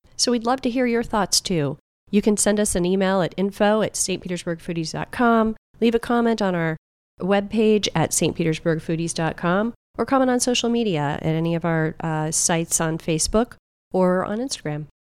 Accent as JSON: {"language": "English", "town": "Clearwater", "region": "Florida", "country": "United States", "tie": "born or raised there", "said": "I grew up in Clearwater"}